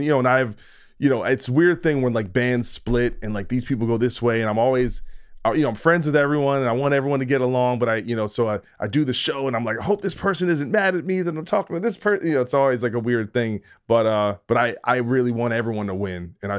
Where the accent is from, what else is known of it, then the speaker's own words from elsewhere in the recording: New Jersey, United States; Dude, I'm from New Jersey, so we're rich. We're like Dunkin' Donuts people down there.